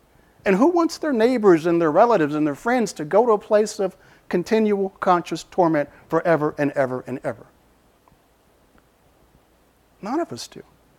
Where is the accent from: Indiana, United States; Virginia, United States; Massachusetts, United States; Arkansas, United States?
Arkansas, United States; Now, I'm from Arkansas. I don't sound like it, but I am.